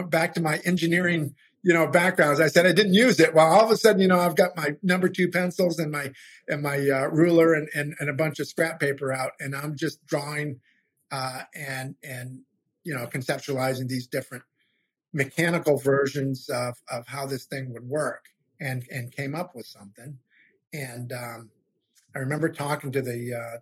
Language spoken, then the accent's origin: English; Maine, United States; now in Louisiana, United States; I'm in Louisiana now, but I'm from Maine originally